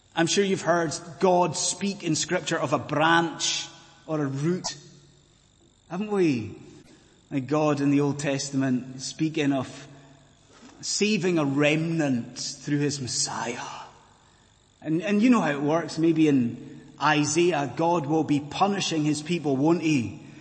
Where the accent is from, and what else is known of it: Scotland, United Kingdom